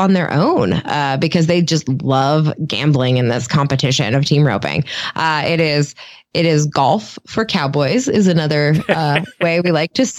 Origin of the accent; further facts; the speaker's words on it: Vandergrift, Pennsylvania, United States; I grew up in Western Pennsylvania, in a steel town, Vandergrift, Apollo, Pennsylvania, is where I grew up.